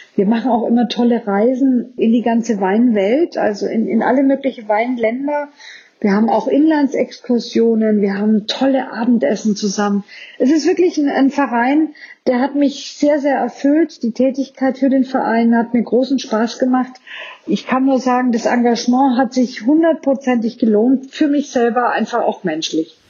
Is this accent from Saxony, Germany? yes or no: no; Franconia, Bavaria, Germany; bei uns in Franken